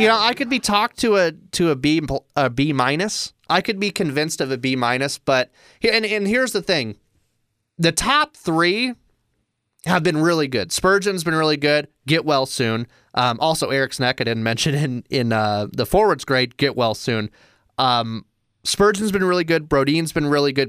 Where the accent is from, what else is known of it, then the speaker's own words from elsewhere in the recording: Des Moines, Iowa, United States; in my hometown of Des Moines